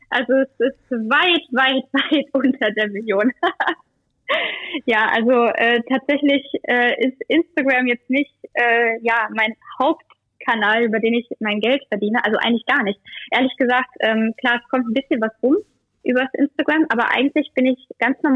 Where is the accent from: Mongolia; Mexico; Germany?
Germany; Ich bin in Deutschland geboren.